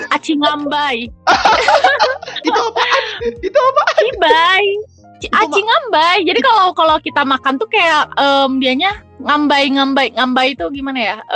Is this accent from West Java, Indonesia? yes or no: yes; Depok, West Java, Indonesia; Oh iya iya bener, Nih gue orang Depok nih ya